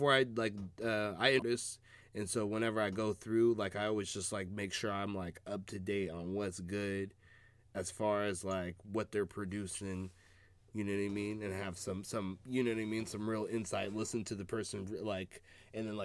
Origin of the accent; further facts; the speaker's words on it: Seattle, Washington, United States; growing up in Seattle